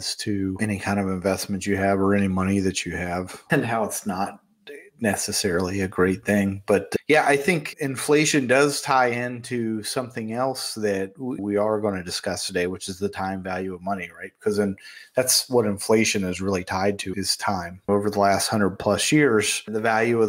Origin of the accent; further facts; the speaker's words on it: Fairmont, West Virginia, United States; my hometown, Fairmont, West Virginia